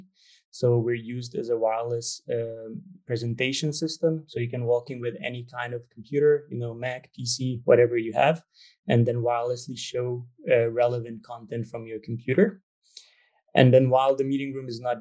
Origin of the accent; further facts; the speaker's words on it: Hungary; moved away; also born or lived in Copenhagen, Denmark; I'm from Hungary originally, but I lived in Denmark, in Copenhagen for quite a while